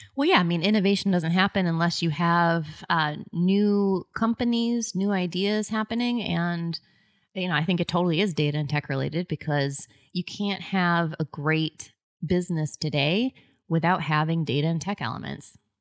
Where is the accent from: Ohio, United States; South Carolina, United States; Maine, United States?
Maine, United States; I'm like, "Maine."